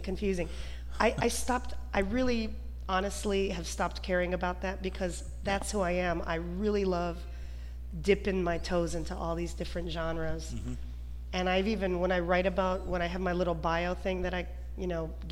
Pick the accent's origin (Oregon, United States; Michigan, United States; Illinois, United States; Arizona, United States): Michigan, United States; Detroit; I always felt different growing up. Like there was this Ukrainian part of me, even though I was born in Detroit